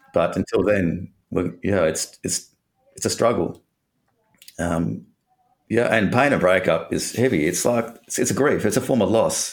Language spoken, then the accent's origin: English; Perth, Western Australia, Australia; I'm from Perth, and grew up in Perth, Western Australia.